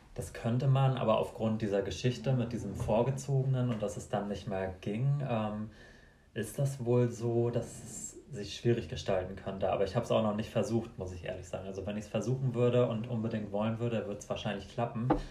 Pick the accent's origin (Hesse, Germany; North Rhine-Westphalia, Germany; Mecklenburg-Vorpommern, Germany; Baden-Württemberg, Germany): Mecklenburg-Vorpommern, Germany; Ich komme aus Kahlo in Mecklenburg-Vorpommern